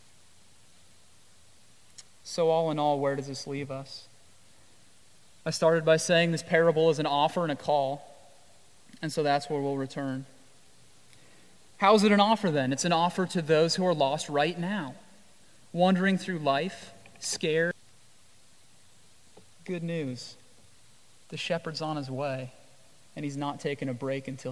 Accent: Iowa, United States; also born or lived in Jamaica; now in Washington, D.C., United States; I grew up in Iowa.

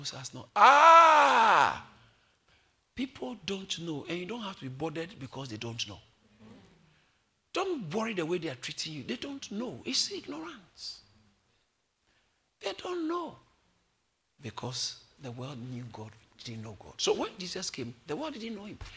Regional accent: Accra, Greater Accra, Ghana; I was born in Accra

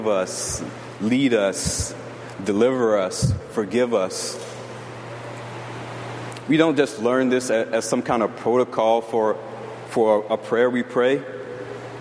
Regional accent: the South, United States; moved away; growing up in the South

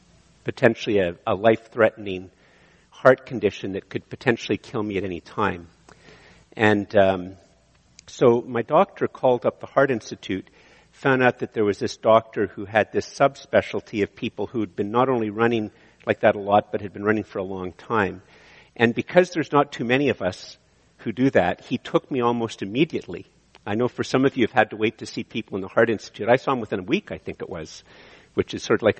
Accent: Eganville, Ontario, Canada; moved away; I came from Eganville

